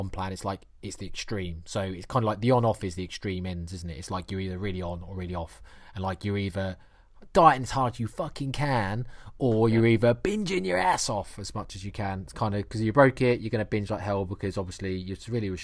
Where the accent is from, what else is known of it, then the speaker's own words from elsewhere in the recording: Norfolk, East of England, United Kingdom; accent: Norfolk; that's really Norfolk, that's my accent coming from there